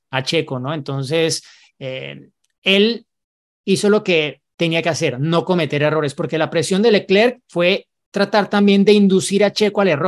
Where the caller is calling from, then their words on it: Monterrey, Nuevo León, Mexico; Hola, formuleros. … de Monterrey, México.